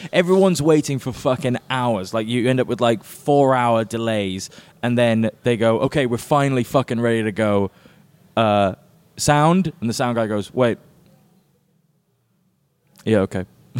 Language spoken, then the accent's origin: English; Oxford, South East England, United Kingdom; now in London, United Kingdom; I'm from Oxford, but I live in London